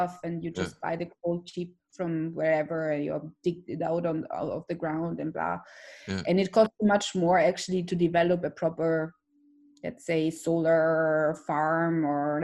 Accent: Austria; Austria, my home country

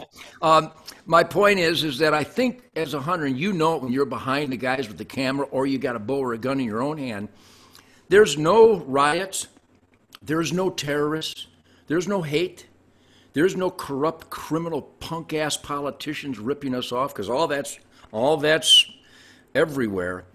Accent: Detroit, Michigan, United States; I was born in Detroit in 1948

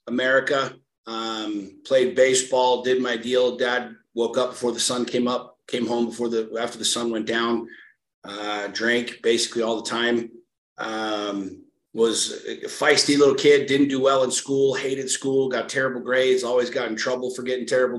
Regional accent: suburbs of Washington, D.C., Northern Virginia, United States; Washington, D.C., just in the burbs of Washington, D.C.

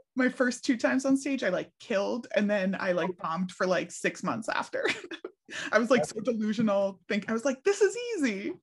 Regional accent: Philadelphia, Pennsylvania, United States; how I was raised in Philly.

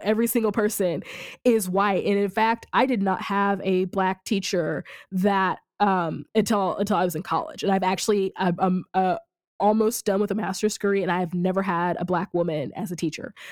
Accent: rural Missouri, United States; also born or lived in Kansas City; I grew up in in rural Missouri

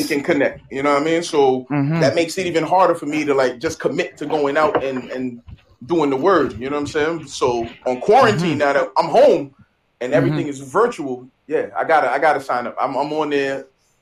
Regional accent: New York City, New York, United States; also born or lived in Brooklyn, New York; I was born in Brooklyn, raised in Queens since I was five.

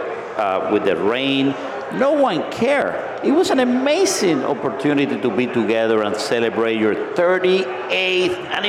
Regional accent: United States; I'm from the United States

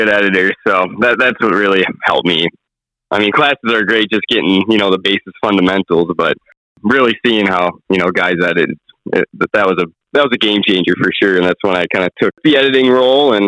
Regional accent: Lake Mills, Wisconsin, United States; I grew up in Lake Mills, and I kind of grew up on Rock Lake

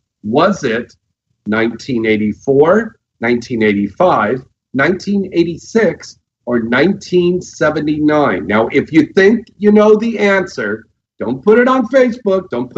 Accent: San Jose, California, United States; I'm from the Bay Area. Okay. Yeah, Santa Clara, San Jose.

